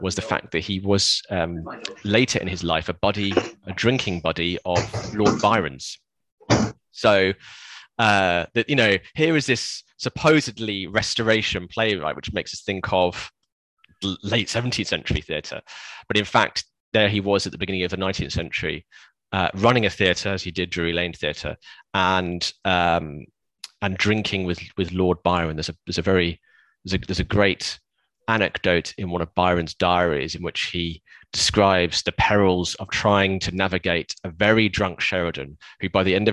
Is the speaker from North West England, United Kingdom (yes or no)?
no; West Midlands, United Kingdom; I grew up in the West Midlands, and we lived quite close to Stratford-upon-Avon